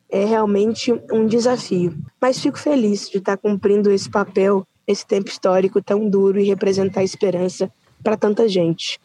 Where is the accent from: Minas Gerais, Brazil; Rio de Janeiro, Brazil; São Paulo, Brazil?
Minas Gerais, Brazil; Uberlândia; uma jovem mulher negra da quebrada do Grande São Jorge